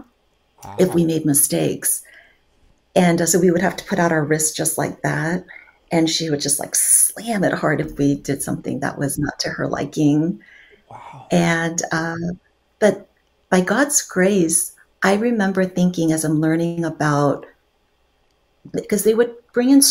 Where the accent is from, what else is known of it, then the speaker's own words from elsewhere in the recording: Guam; also born or lived in South Korea; now in Southern California, United States; I was born in South Korea, and then I moved to Guam when I was 3 because my dad's work visa came through Guam.